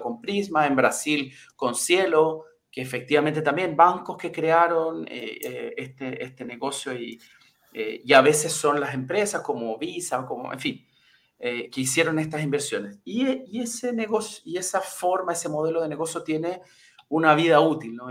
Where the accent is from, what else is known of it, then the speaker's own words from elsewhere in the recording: Chile; moved away as an adult; also born or lived in Brazil; acabé volviendo a Chile después de muchos años